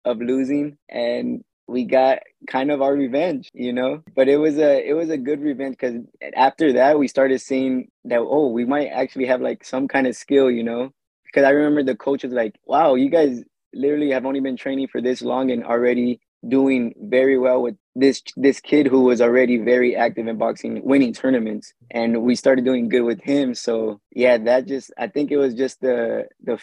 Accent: Fontana, California, United States; We mostly grew up in Fontana, California

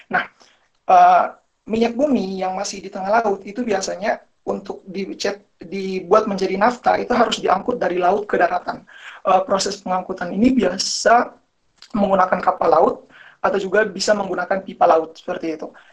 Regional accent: Tidore, North Maluku, Indonesia; also born or lived in Malang; saya ingin menceritakan pengalaman saya sebelum saya pindah ke Malang ya. Jadi uh, saya berasal dari Tidore. Jadi di daerah saya itu masyarakatnya masih gotong royong banget.

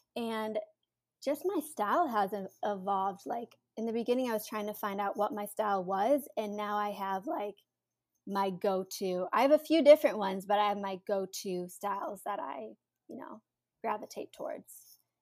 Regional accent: Cleveland, Ohio, United States; moved away as an adult; now in New York City, United States; I'm originally from Cleveland, Ohio

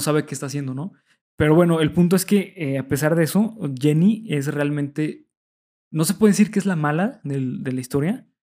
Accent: Mexico; nosotros como mexicanos estamos acostumbrados

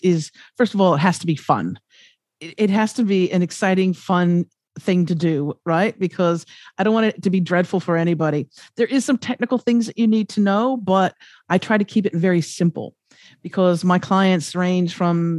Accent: United States; moved away; also born or lived in Los Angeles; I'm from America

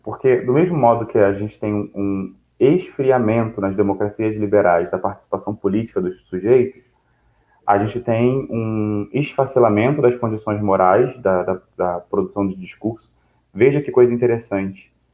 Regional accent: Brazil; eu e você somos brasileiros

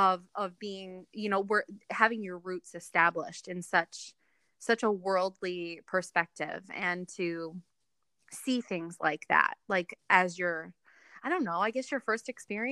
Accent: New York City, New York, United States; now in Ohio, United States; You know, I moved from New York City to where I live now in Ohio. And this is, my husband was born and raised here. And so coming from a big city like New York

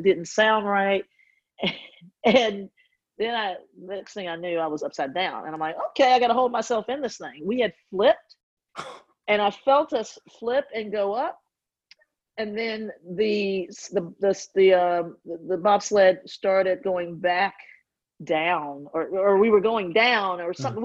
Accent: Georgia, United States; also born or lived in Midwest; now in New York, United States; I grew up in Georgia

